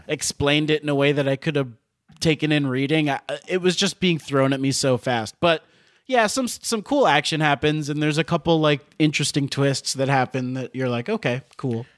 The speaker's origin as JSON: {"language": "English", "town": "Miami", "region": "Florida", "country": "United States", "tie": "born or raised there", "also_born_or_lived": "Gainesville, Florida / New York", "moved": "as an adult", "lives_now": "Los Angeles, United States", "said": "there's just something so, like, suburban about where I grew up in Miami"}